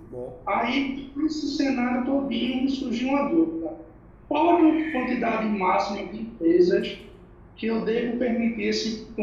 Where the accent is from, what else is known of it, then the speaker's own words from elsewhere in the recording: Recife, Pernambuco, Brazil; eu sou de Recife, Pernambuco.